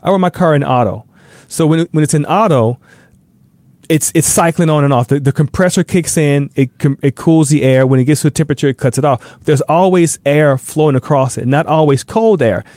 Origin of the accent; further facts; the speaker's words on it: the South, United States; moved away; I'm from the South